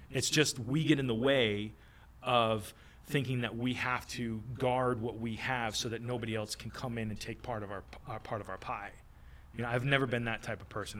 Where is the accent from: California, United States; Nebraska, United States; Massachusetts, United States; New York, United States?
Massachusetts, United States; moved away as an adult; now in Florida, United States; I'm from Massachusetts